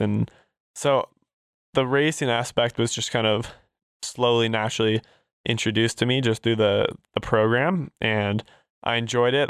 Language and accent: English; Durango, Colorado, United States; I'm, I'm actually born and raised in Durango, Colorado.